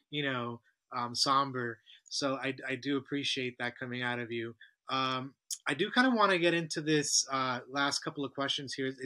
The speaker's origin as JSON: {"language": "English", "country": "United States", "said": "As an American"}